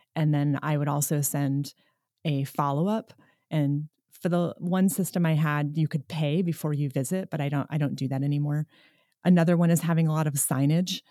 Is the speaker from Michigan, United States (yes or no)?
no; New York, United States; moved away as an adult; now in Nevada City, United States; I'm initially from New York, and that's where I started school, and then I moved west